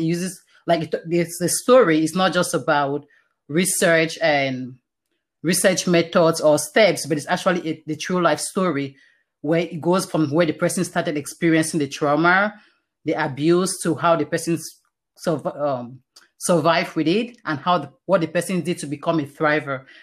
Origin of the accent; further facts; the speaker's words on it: Cameroon; now in Canada; I was born in Cameroon, like I mentioned, all this happened in Cameroon. It's a very Christian community, and I, I went to a Christian school my entire life.